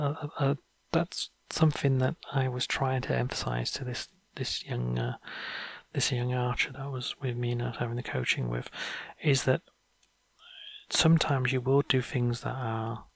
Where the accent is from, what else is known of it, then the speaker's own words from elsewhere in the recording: North Wales, United Kingdom; I grew up in North Wales